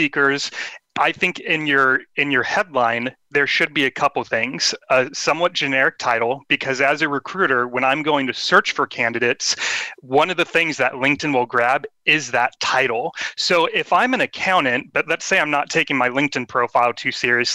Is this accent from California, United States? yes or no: yes; Sacramento, California, United States; my hometown, which is Sacramento, California.